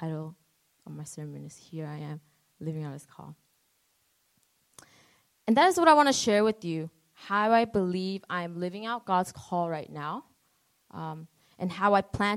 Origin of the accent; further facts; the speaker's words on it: New York City, New York, United States; now in New Jersey, United States; A lot of people say that I have an accent. So I'm not from Jersey. I'm from Queens, New York